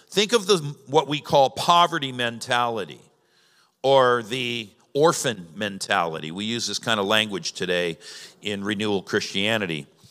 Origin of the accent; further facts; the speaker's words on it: Southern California, United States; now in Ohio, United States; I'm from Southern California, and most of Southern California's desert.